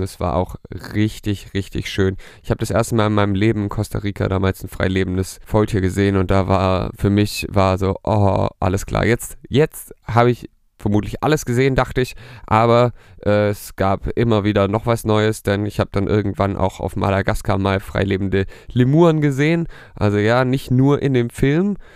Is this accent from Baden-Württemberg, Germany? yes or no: yes; near Stuttgart, Baden-Württemberg, Germany; ich komme aus der Nähe von Stuttgart